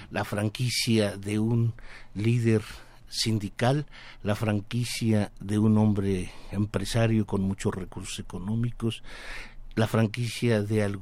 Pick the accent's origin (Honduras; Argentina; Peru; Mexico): Mexico; nosotros como mexicanos